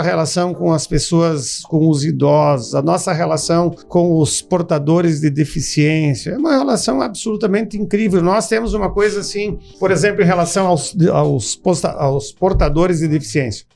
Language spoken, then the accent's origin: Portuguese; Rio Grande do Sul, Brazil; moved away as an adult; also born or lived in Ceará / Fortaleza; now in Sobral, Brazil; sou nascido no Rio Grande do Sul, mas há 30 anos, né, aqui no estado do Ceará